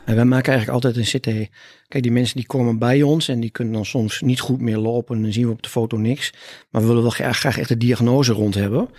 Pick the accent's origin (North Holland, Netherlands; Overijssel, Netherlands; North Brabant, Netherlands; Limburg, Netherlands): Overijssel, Netherlands; Hellendoorn; accent: Twents; also born or lived in Almelo / Groningen; Ik kom uit Twente. Eh, soms is dat te horen, hè? maar eigenlijk altijd is dat te horen. Dus ik kom uit Hellendoorn, daar ben ik geboren. En ik heb een eh, middelbare schooltijd gedaan in Omlo